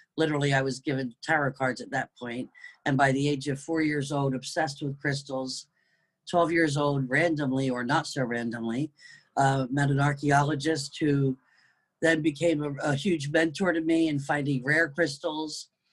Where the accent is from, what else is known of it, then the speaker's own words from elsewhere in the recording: United Kingdom; also born or lived in New Jersey / East Coast of the United States; now in North Carolina, United States; raised in the UK